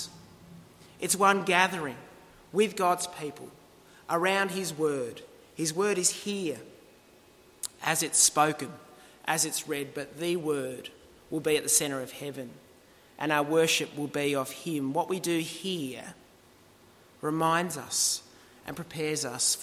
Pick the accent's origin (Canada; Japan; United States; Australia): Australia; our culture as Australians